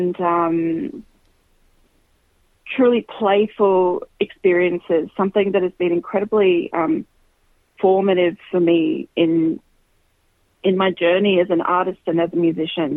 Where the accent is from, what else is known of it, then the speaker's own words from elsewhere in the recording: Queensland, Australia; I grew up in Queensland